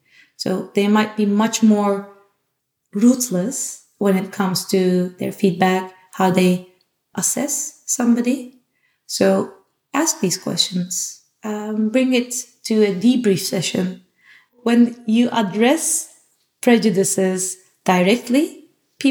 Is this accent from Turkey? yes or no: yes; Turkey; now in Amsterdam, Netherlands; I'm from Turkey.